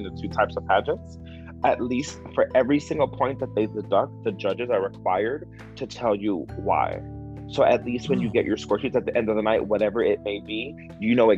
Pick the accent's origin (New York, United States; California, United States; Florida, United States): Florida, United States; Miami; I'm from Miami